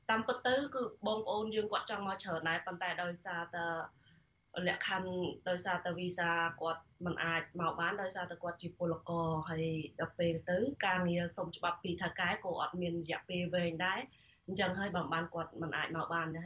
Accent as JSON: {"language": "Khmer", "country": "Cambodia", "moved": "as an adult", "lives_now": "South Korea"}